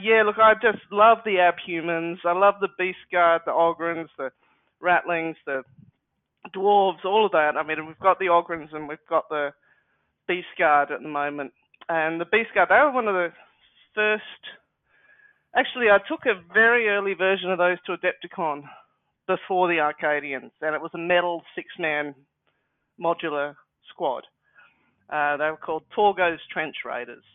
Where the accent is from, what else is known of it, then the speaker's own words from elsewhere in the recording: Australia; being Australian